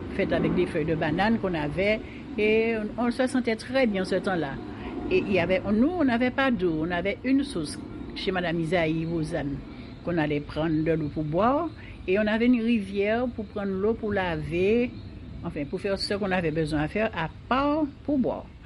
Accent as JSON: {"language": "French", "country": "Martinique", "tie": "born or raised there", "said": "je suis née à Saint-Laurent et je suis restée jusqu'à présent"}